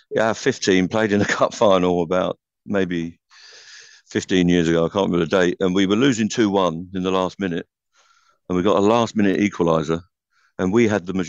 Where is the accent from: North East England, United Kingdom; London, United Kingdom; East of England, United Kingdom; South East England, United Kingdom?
London, United Kingdom; I am a Londoner with an Irish identity